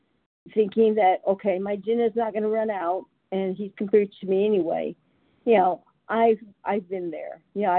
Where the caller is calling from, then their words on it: California, United States; I'm … from California, a compulsive overeater in recovery.